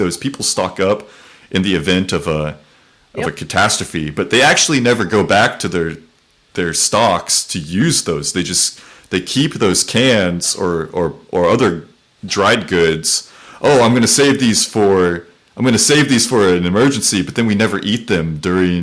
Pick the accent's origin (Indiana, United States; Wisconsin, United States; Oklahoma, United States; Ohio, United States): Oklahoma, United States; moved away; also born or lived in Texas; I was born in Oklahoma